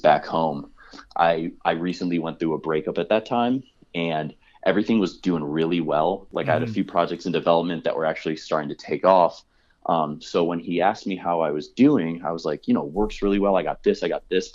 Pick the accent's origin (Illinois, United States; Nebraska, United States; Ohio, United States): Illinois, United States; Chicago; moved away; I'm from Chicago